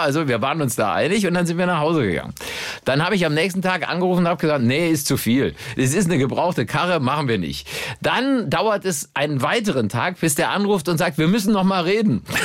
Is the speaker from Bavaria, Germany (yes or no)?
no; Cologne, North Rhine-Westphalia, Germany; Ich bin ja mit dem äh, Deutz-Traktor als Kölner aufgewachsen